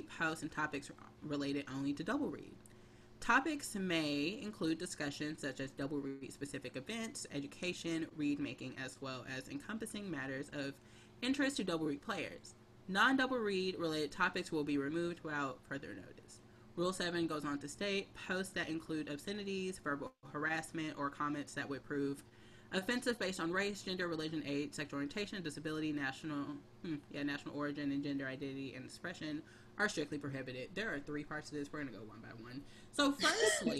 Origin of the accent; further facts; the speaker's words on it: Houston, Texas, United States; now in Brooklyn, United States; I'm from Houston, like …. And I live in Brooklyn